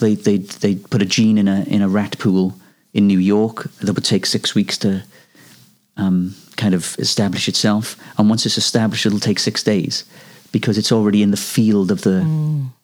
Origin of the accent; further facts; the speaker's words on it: Wales, United Kingdom; I come from Wales and we've got a tradition of Welsh male voice choirs.